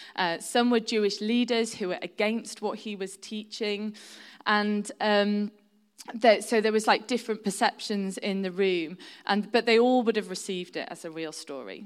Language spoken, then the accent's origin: English; Shropshire, West Midlands, United Kingdom; now in York, United Kingdom; I've lived in York for, um, over twenty years now, but I'm originally from Shropshire, which is right on the border of North Wales